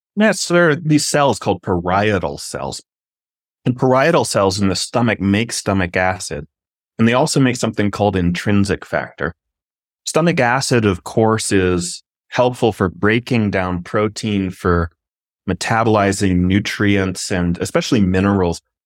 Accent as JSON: {"language": "English", "region": "Arizona", "country": "United States", "tie": "born or raised there", "said": "I grew up in Arizona"}